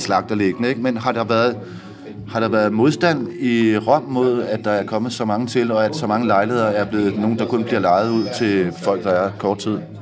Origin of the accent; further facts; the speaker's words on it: Denmark; hjemme i Danmark